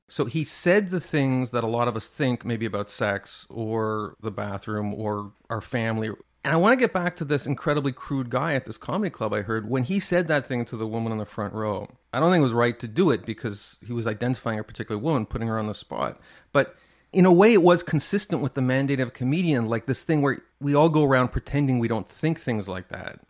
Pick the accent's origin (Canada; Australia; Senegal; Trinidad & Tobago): Canada; Montreal, Quebec; I grew up in Montreal